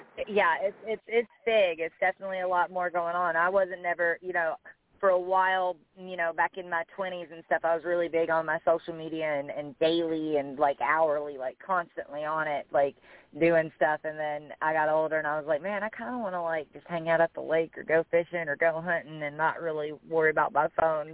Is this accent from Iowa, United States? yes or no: no; Bardstown, Kentucky, United States; I love my hometown just like it is.